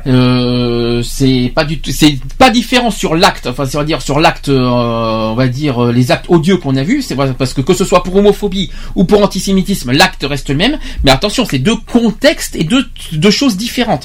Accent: France; chez nous en France

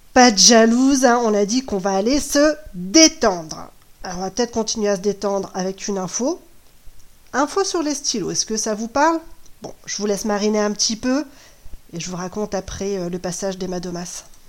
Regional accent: Brittany, France; chez nous en Bretagne

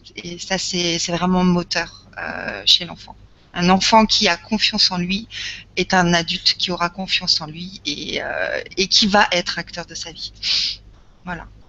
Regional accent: Lorraine, Grand Est, France; je suis issue de Lorraine

